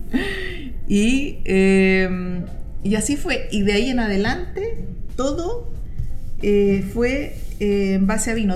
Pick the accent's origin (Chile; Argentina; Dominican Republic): Chile; uno como chilena busquilla